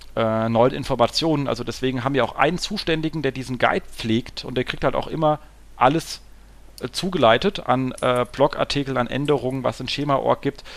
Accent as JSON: {"language": "German", "region": "Hesse", "country": "Germany", "said": "als Hesse"}